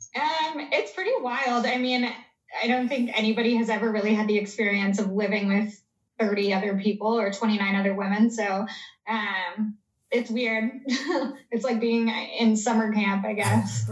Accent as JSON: {"language": "English", "country": "Canada", "said": "I'm Canadian"}